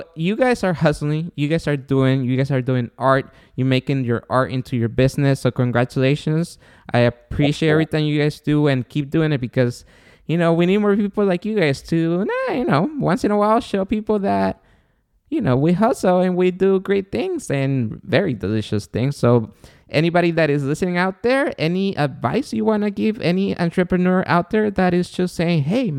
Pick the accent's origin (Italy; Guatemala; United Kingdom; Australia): Guatemala; So I'm from Guatemala, my girlfriend and the mother of my son.